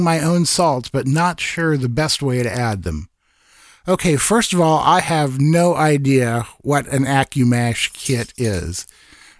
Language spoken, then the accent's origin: English; Iowa, United States; in my home state of Iowa